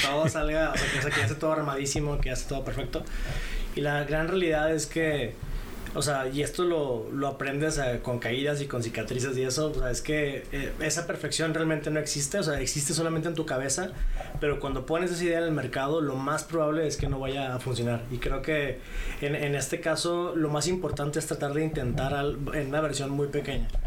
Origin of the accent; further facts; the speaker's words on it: Monterrey, Nuevo León, Mexico; moved away as an adult; soy originario de Monterrey. Este eh, crecí ahí, estuve ahí más o menos hasta la época de la universidad